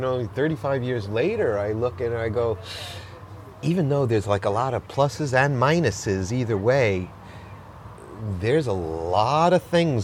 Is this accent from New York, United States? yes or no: yes; Long Island, New York, United States; moved away as an adult; now in Los Angeles, United States; I'm from Long Island. Long Island